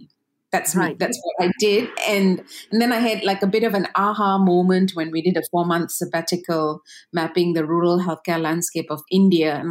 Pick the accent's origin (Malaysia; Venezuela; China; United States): Malaysia; Ipoh, Perak; I am a Malaysian from Ipoh